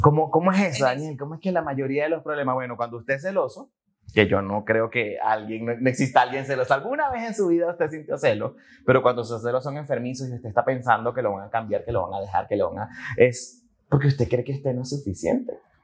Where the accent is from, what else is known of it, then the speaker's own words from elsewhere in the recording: Maturín, Monagas, Venezuela; moved away as an adult; also born or lived in Caracas, Venezuela / France / Panama; now in Colombia; nací en una ciudad que se llama Maturín, en Venezuela. Entonces, nada, este, crecí ahí, estudié ahí